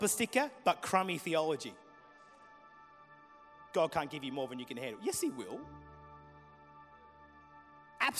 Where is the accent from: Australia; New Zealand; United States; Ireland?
Australia; Murray Bridge, South Australia; We grew up in Murray Bridge at a church you've never heard the name of.